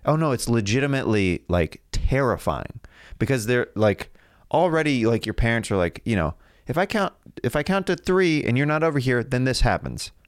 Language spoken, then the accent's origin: English; Kansas, United States; I'm from Kansas, we had tornado drills as well